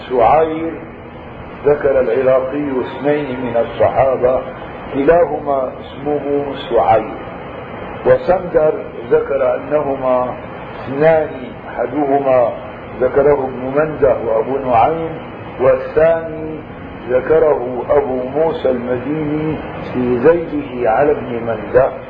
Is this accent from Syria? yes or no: yes; Syria; نحن عندنا بالشام مشهور بالنكت يجيبوها عن جحا